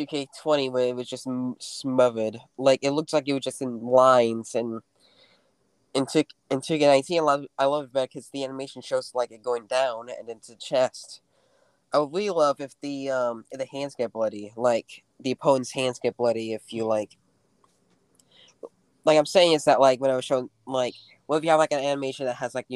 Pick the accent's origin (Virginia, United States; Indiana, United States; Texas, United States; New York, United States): Indiana, United States; I'm from Indiana.